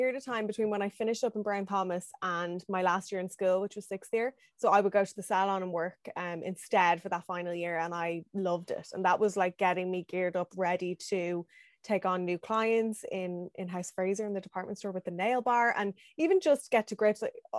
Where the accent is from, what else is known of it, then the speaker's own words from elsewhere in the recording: Dublin, Leinster, Ireland; Growing up Dublin was great. Like I had access to everything. I had my first job in city center in town.